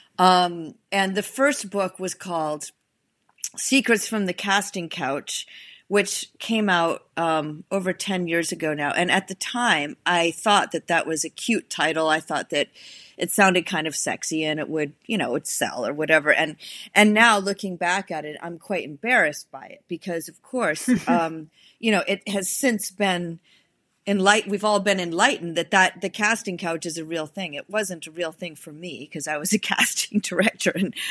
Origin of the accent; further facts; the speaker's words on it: New England, United States; moved away; also born or lived in Chicago; I'm from New England originally.